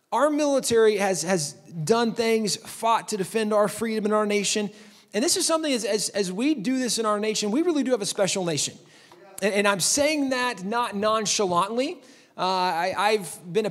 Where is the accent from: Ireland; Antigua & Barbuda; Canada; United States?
United States; Texas; I'm from Texas.